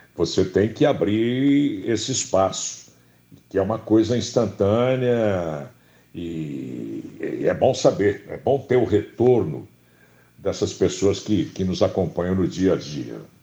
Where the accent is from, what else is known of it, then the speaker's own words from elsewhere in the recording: Campinas, São Paulo, Brazil; no interior do estado de São Paulo, em Campinas, onde, onde eu nasci.